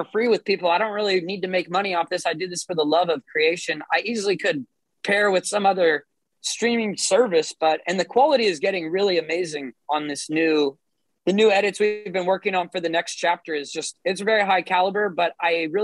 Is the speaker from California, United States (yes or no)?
yes; Santa Cruz, California, United States; Santa Cruz in my hometown